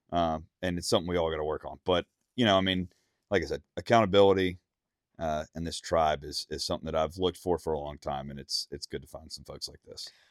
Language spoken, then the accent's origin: English; Mississippi, United States; now in Nashville, United States; growing up in Mississippi, I was blessed with private land and and hunting clubs